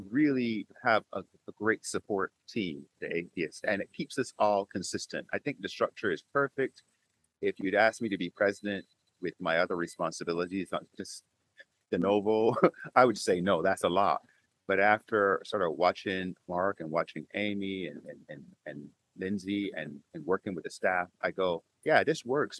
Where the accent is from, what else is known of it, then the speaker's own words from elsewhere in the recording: Barbados; moved away; I'm an immigrant to this country. I'm from Barbados